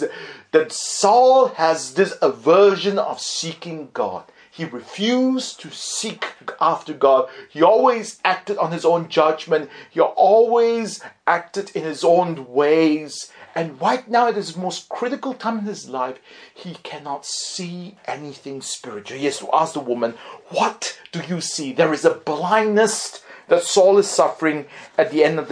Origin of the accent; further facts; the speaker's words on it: Singapore; I was growing up in Singapore